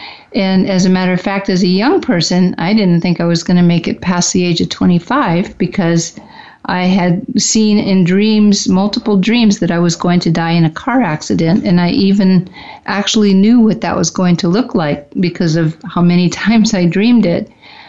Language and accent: English; Midwest, United States; born there; I was born in the Midwest. I wasn't completely raised there. I was raised all over the U.S., but mostly have Midwest roots.